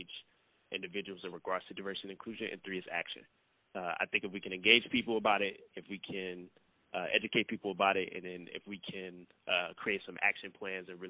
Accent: St. Louis, Missouri, United States; moved away as an adult; now in Nebraska, United States; born and raised in St. Louis, Missouri

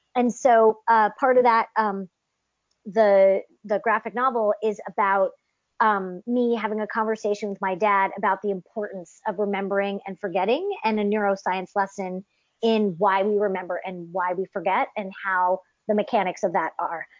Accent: United States; first language English; I'm French Canadian, but I grew up in the states, so I'm the only one in my family who's sort of English first

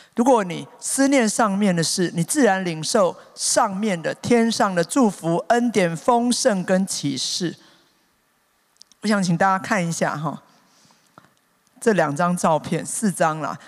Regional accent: Taipei, Taiwan; 我才知道我真的是天龙国出身啊

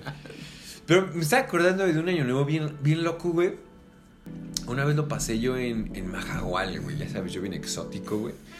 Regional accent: Mexico; como buen mexicano

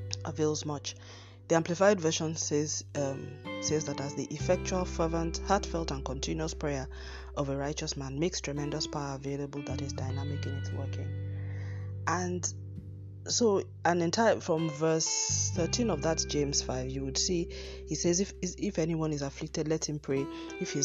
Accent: Nigeria; I'm using Nigerian terms here because we all have to have our own independent sources of water here

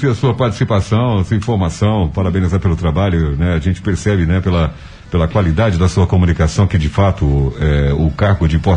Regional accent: São Paulo, Brazil; now in Vitória da Conquista, Brazil; Eu fui criado em São Paulo

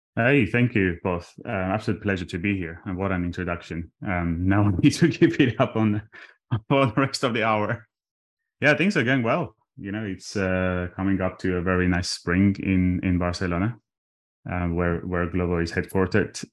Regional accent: Armenia; English is a second language; moved away; I was born in Armenia, uh, just after the collapse of the Soviet Union. And, uh, in a tiny town with twenty thousand people

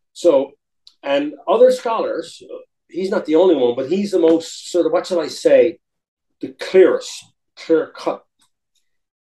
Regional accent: Newfoundland and Labrador, Canada; I was 7 years old, by the way, when I became a Canadian. We joined Canada in 1949. I was born in 1942. I wasn't born a Canadian

